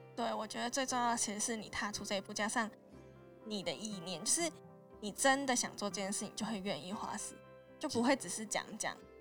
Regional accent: Taiwan; also born or lived in United Kingdom; 我是台湾来的学生

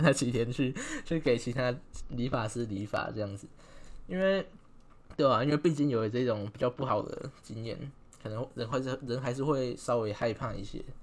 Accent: Taichung, Taiwan; moved away as an adult; now in Tainan, Taiwan; 其实因为我本身是台中人，但是我现在已经来台南大概快要四年了

